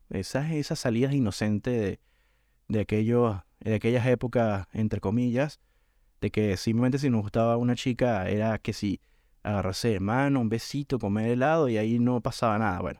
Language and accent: Spanish; Venezuela; cuando era chamo, como decimos en Venezuela, cuando era un chico adolescente